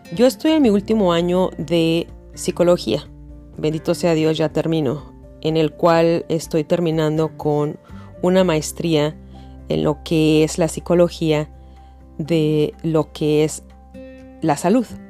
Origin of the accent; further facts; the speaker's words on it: Mexico City, Mexico; moved away as an adult; now in United States; Yo soy de la Ciudad de México y así nos hablábamos